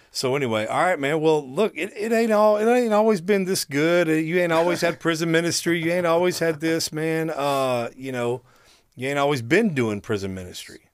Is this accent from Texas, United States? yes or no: yes; Dallas, Texas, United States; I live in Dallas, been here all my life